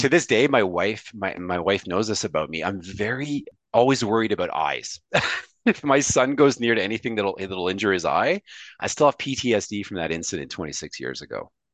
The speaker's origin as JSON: {"language": "English", "town": "Montreal", "region": "Quebec", "country": "Canada", "said": "I speak French fluently, like, like you do, because I'm from Montreal"}